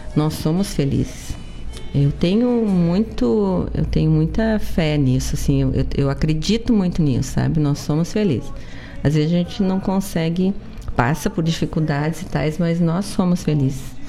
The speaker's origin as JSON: {"language": "Portuguese", "area": "the South", "region": "Rio Grande do Sul", "country": "Brazil", "said": "Somos do Sul"}